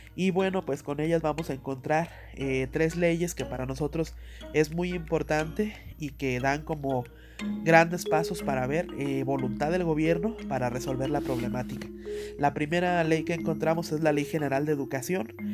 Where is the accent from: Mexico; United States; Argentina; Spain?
Mexico; como mexicanos